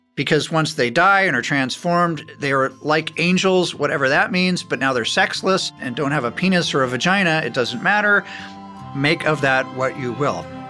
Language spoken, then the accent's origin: English; Beverly Hills, California, United States; I was born in Beverly Hills.